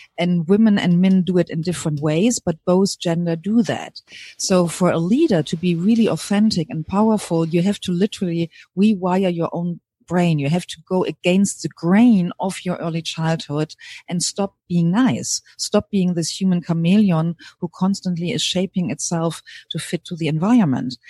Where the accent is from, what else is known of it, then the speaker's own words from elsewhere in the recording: Germany; accent: German; English is a second language; moved away as an adult; also born or lived in New Zealand; now in California, United States; hear from my accent that I'm originally from Germany